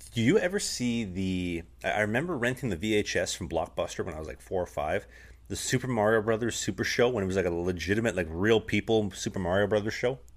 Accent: Canada; moved away; I'm actually from Canada.

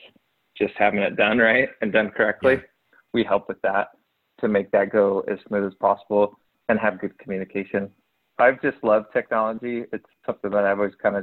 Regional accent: Logan, Utah, United States; now in Salt Lake Valley, United States; I grew up in Logan, Utah, smaller town, but not really

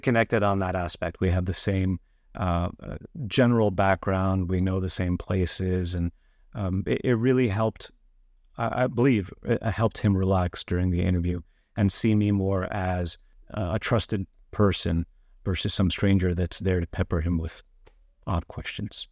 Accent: New York, United States; moved away; I'm originally from New York

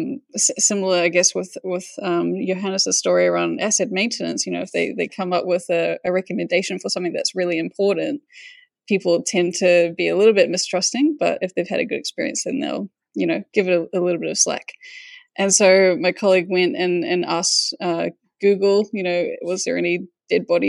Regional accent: Whangarei, Northland, New Zealand; I'm from Whangarei

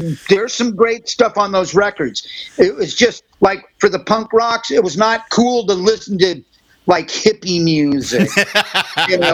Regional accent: Hermosa Beach, California, United States; we grew up here in Southern California

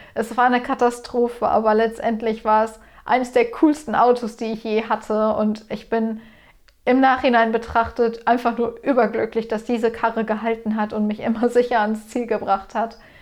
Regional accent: Ruhr area, near the Sauerland border, North Rhine-Westphalia, Germany; ich komme aus Deutschland, aus dem Ruhrgebiet, Grenze Sauerland

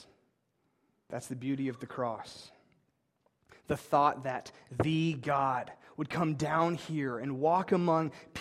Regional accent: Ankeny, Iowa, United States; I'm from Ankeny, Iowa, and I grew up in two different houses.

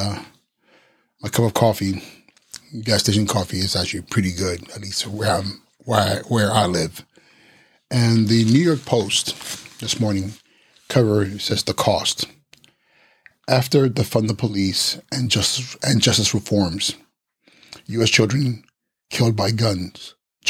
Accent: Nigeria; English is a second language; I am Nigerian and sometimes my brain doesn't connect quite with my English

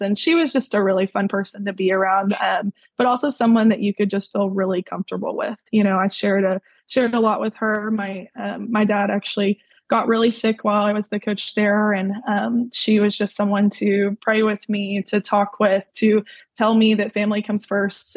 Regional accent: Mansfield, Texas, United States; I grew up in Mansfield, uh, Mansfield, Texas, and I was there pretty much my whole life.

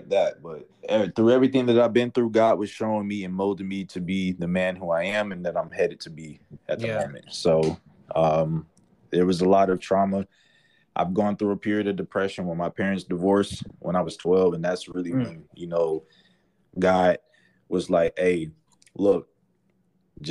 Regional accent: Atlanta, Georgia, United States; I'm from Atlanta.

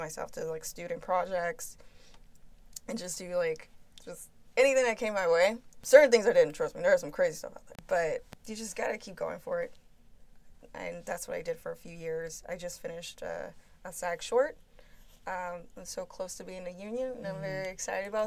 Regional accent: New Orleans, Louisiana, United States; I'm originally from New Orleans

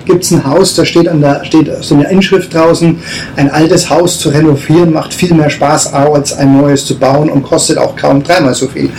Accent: Bayreuth, Bavaria, Germany; also born or lived in Nuremberg; ich bin aus Bayreuth

